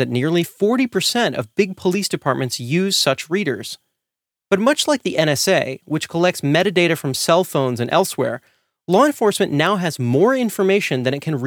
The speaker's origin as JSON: {"language": "English", "town": "Santa Monica", "region": "California", "country": "United States", "tie": "born or raised there", "moved": "as an adult", "lives_now": "Oakland, United States", "said": "my hometown of Santa Monica, California"}